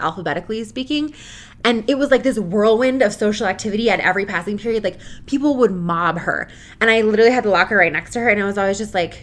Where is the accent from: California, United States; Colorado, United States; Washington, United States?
Colorado, United States; Boulder; we grew up in the Boulder area